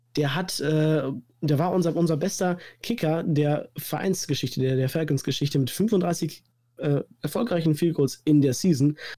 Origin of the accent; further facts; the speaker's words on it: Münsterland, North Rhine-Westphalia, Germany; komme aus dem wunderschönen Münsterland